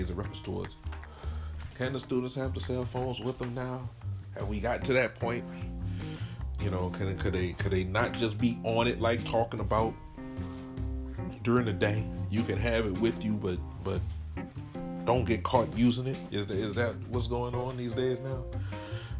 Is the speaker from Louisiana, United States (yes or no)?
yes; New Iberia, Louisiana, United States; shout out to Westgate and shout out to New Iberia